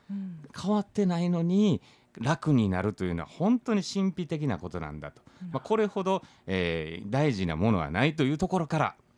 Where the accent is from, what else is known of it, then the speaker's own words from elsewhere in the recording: Kansai, Japan; now in Okinawa, Japan; 僕ら関西人